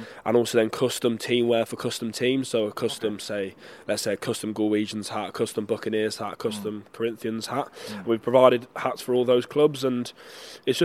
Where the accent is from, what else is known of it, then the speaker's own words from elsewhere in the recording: Solihull, West Midlands, United Kingdom; moved away as an adult; also born or lived in Belfast, Northern Ireland / Connacht, Ireland; now in Ireland; I grew up in England in Solihull, old Solihullians near Birmingham